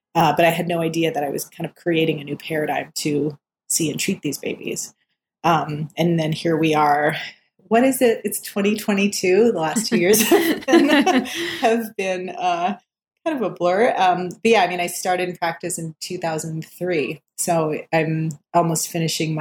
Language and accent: English; Minot, North Dakota, United States; moved away as an adult; also born or lived in Minneapolis, Minnesota / Bronx, New York; I grew up in Minot, North Dakota, in this small town in North Dakota.